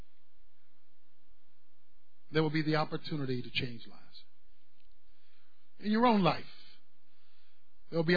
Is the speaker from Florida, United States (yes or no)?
no; Baltimore, Maryland, United States; When I was a boy growing up in Baltimore, where I'm from